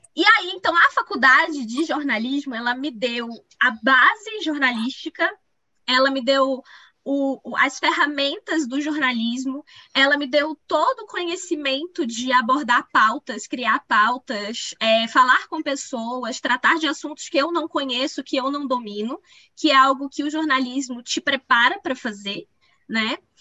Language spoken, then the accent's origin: Portuguese; Pará, Brazil; moved away as an adult; also born or lived in Belém; now in Minas Gerais, Brazil; eu sou paraense, eu acho que isso é uma, é, uma definição minha mesmo. Assim. Eu tenho muito orgulho de ser do Pará